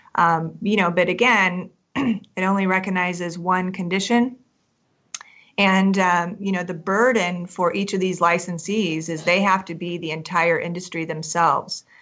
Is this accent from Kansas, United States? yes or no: yes; Kansas, United States; now in Colorado, United States; I'm originally from Kansas